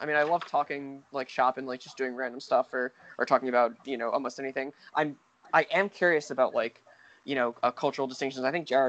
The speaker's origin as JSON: {"language": "English", "area": "Bergen County", "region": "New Jersey", "country": "United States", "said": "So I'm from Bergen County. If you were to search like Bergen County or whatever in there, Bergen County, New Jersey."}